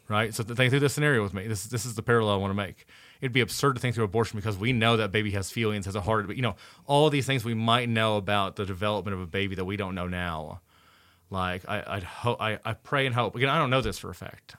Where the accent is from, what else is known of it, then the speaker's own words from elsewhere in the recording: Indiana, United States; I'm from Indiana.